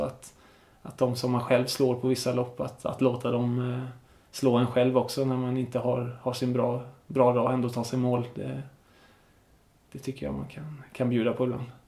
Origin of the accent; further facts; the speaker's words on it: Smögen, Västra Götaland, Sweden; moved away; also born or lived in Enhörna; hemma på den ön där jag kommer ifrån, Smögen.